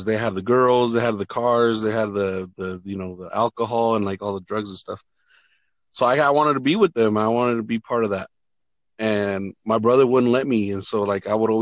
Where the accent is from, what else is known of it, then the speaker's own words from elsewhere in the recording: California, United States; moved away as an adult; also born or lived in Michoacán, Mexico; now in Denver, United States; Moved to the United States in 1968, and I think I was like 8 years old. We moved up to California.